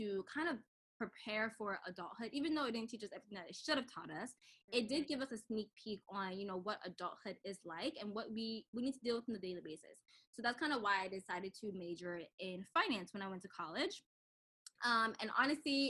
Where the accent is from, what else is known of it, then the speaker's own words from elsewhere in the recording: Cameroon; I am from Cameroon